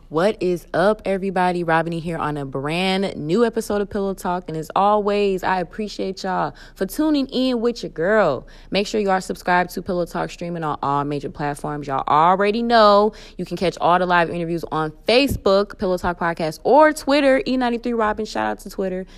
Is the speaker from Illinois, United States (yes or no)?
yes; suburbs outside Chicago, Illinois, United States; I am from the suburbs, so I'm right outside of Chicago